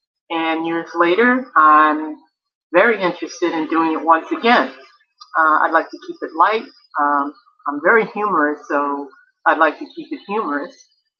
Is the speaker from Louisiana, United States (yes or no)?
no; New York City, New York, United States; also born or lived in Japan; now in Virginia, United States; I'm originally from Brooklyn, New York, and I currently live in Virginia. Many years ago, I had the opportunity to live in Japan.